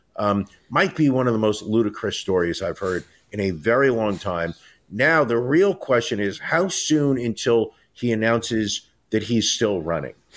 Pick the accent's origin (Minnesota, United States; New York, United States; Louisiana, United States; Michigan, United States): New York, United States; New York City; as a New Yorker